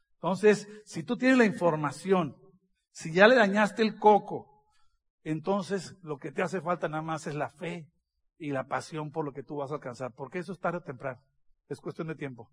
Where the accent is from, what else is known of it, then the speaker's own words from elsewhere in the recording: northern Mexico, Mexico; Soy del norte de México, así hablamos